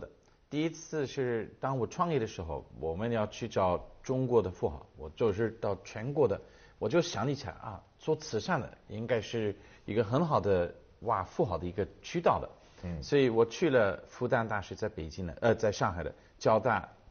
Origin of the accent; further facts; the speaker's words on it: United Kingdom; Chinese is a second language; 其实我们在英国也看的蛮多，就是你去呃很多的嗯、呃图书馆，你会发现这个图书馆原来带了一个两百年前的一个企业家的名字